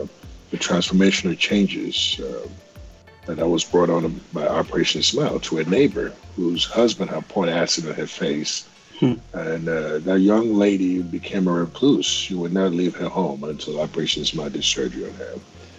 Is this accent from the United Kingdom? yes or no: no; Ghana; as a young boy in Ghana, you know, you growing up in Africa